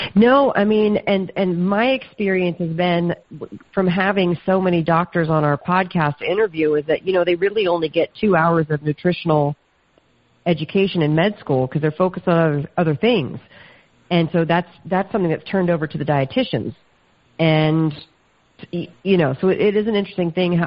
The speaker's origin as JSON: {"language": "English", "region": "the South", "country": "United States", "said": "I'm from the South"}